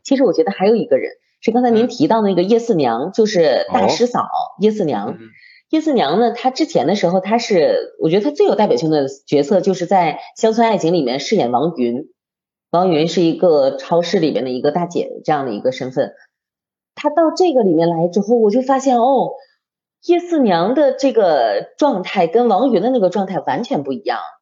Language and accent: Chinese; Liaoning, China; 我是辽宁人，我从小就是嗯。看赵本山的小品长大的